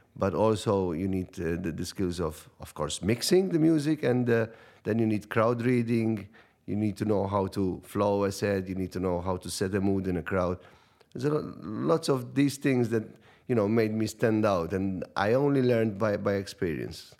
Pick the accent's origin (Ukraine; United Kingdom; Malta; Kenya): Malta; Cospicua; It was a small community radio in, in, in my hometown in, in Cospicua